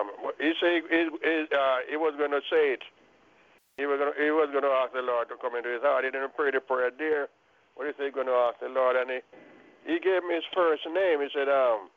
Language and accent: English; Clarendon, Jamaica; moved away; I'm from Clarendon, too